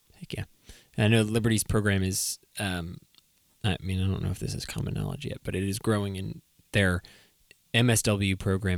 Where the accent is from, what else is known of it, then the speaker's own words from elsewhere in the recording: New England, United States; I'm from New England